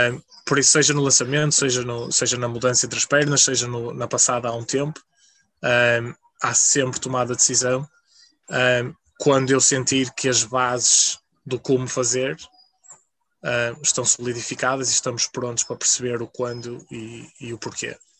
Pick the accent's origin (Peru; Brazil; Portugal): Portugal; moved away as an adult; also born or lived in England; como bom português